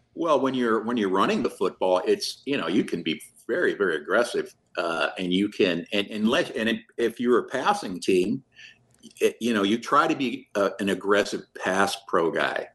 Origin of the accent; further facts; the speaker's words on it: Omaha, Nebraska, United States; I'm from South Omaha